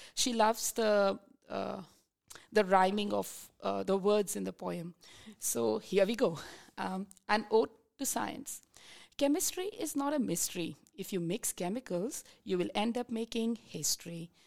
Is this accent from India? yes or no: yes; India; moved away as an adult; now in Tasmania, Australia; I'm originally from India.